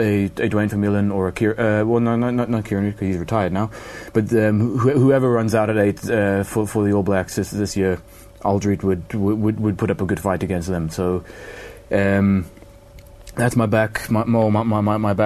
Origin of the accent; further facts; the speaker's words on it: South Africa; As a South African